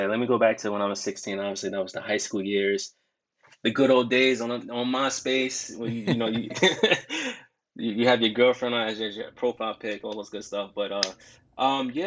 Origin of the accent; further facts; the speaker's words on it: Jersey City, New Jersey, United States; I'm from Jersey City, New Jersey